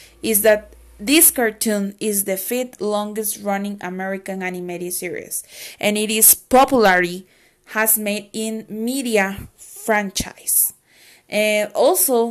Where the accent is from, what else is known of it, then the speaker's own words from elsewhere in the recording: Costa Rica; from Costa Rica